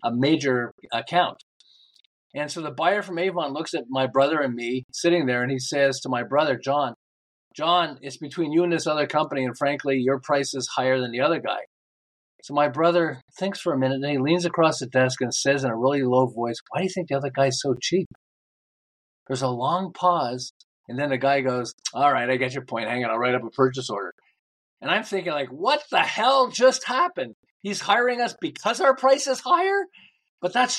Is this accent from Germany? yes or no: no; Montreal, Quebec, Canada; moved away as an adult; now in Southern California, United States; I'm originally from Montreal. I live in Southern California